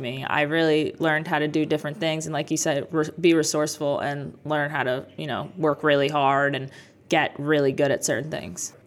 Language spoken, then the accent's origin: English; Jackson, New Jersey, United States; also born or lived in Bronx, New York / Freehold, New Jersey; I was born in the Bronx, but I grew up in this area. So I lived in Freehold, and then most of my life I lived in Jackson